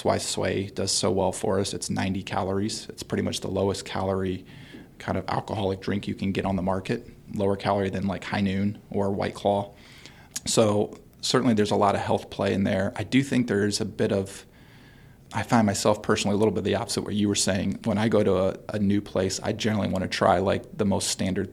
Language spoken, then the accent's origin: English; Northeast Ohio, United States; now in Cincinnati, United States; I'm from Northeast Ohio